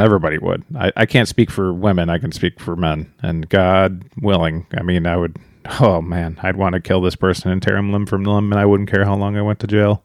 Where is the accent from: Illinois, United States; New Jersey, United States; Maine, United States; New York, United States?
Illinois, United States; Chicago; moved away; we're from Chicago originally